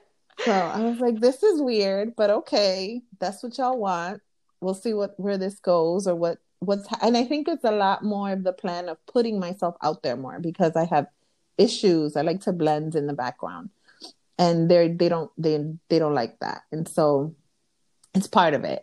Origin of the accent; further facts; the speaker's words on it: New York City, New York, United States; first language Spanish; English is a second language; I'm from Los Sures, Williamsburg. Very huge okay. Dominican, Puerto Rican population there, and I am Dominican.